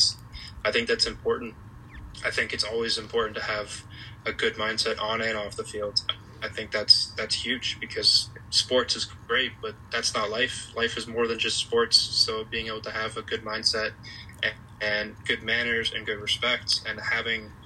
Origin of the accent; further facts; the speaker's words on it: Massachusetts, United States; I'm from Massachusetts